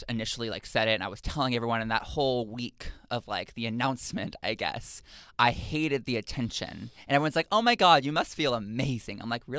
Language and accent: English; Texas, United States; Growing up in Texas, when people ask me what that's like, because people are always like, oof, like that must have sucked, you know?